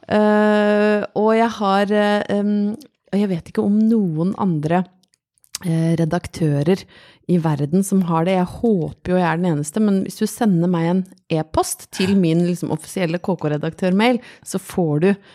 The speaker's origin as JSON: {"language": "Norwegian", "town": "Brøttum", "region": "Innlandet", "country": "Norway", "tie": "born or raised there", "said": "Jeg vokste opp på Brøttum utafor Lillehammer"}